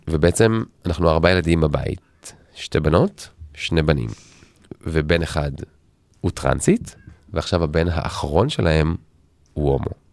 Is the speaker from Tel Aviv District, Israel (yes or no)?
yes; Tel Aviv, Tel Aviv District, Israel; אנחנו תל אביבים במקור